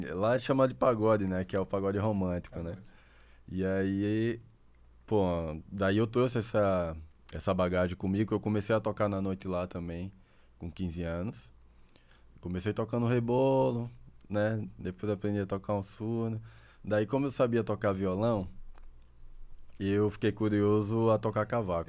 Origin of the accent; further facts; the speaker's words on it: Aracaju, Sergipe, Brazil; also born or lived in Santa Catarina; nasci aqui em Aracaju. Mas minha família, meus pais são de Papiá